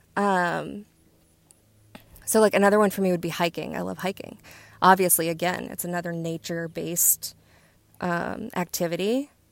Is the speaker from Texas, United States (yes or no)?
no; West Virginia, United States; I'm from West Virginia. We were outside all day, every day that we could